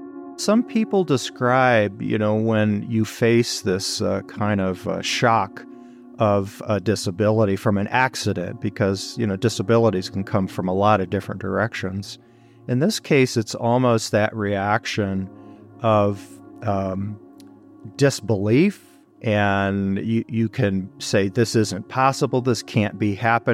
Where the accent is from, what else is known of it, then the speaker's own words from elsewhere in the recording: Detroit, Michigan, United States; I was born and raised in Detroit, literally born and raised.